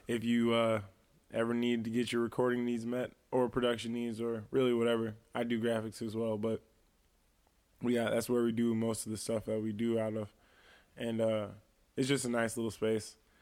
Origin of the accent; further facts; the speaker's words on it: East Moline, Illinois, United States; also born or lived in Silvis, Illinois; I would definitely say I'm from the Quad Cities, but I'm definitely from East Moline